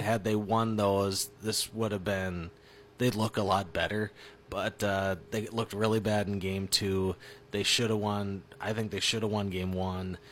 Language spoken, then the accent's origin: English; Minnesota, United States; I'm from Minnesota